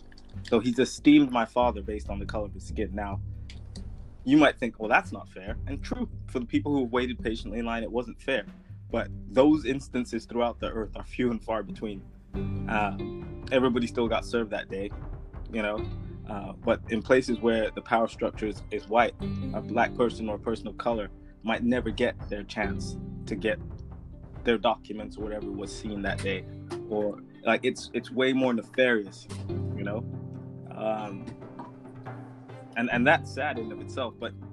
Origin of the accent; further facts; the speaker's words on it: California, United States; also born or lived in Saudi Arabia; And my dad moved his entire family in like the early 90s. And so I grew up in California.